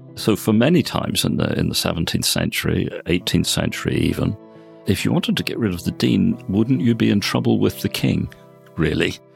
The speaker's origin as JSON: {"language": "English", "town": "Belfast", "region": "Northern Ireland", "country": "United Kingdom", "tie": "born or raised there", "moved": "yes", "lives_now": "Oxford, United Kingdom", "said": "I was brought up in Belfast and educated there."}